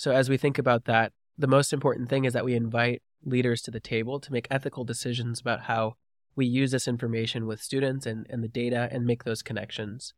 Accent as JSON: {"language": "English", "region": "Georgia", "country": "United States", "tie": "born or raised there", "also_born_or_lived": "California", "said": "I was born in California and raised in Georgia"}